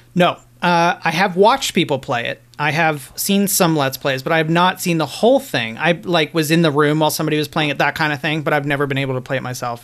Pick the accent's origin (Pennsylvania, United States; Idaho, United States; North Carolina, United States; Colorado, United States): Colorado, United States; Lafayette; I worked at the local video shop in Lafayette where I grew up outside of Boulder